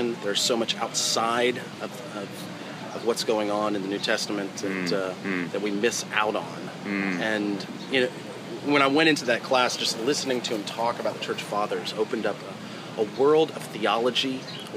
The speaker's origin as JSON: {"language": "English", "town": "Dallas", "region": "Texas", "country": "United States", "tie": "born or raised there", "said": "I grew up outside of Dallas"}